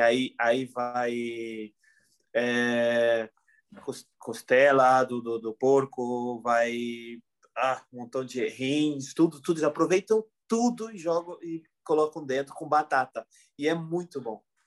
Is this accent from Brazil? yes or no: yes; Porto Alegre, Rio Grande do Sul, Brazil; moved away as an adult; now in Palma de Mallorca, Spain; Eu sou de Porto Alegre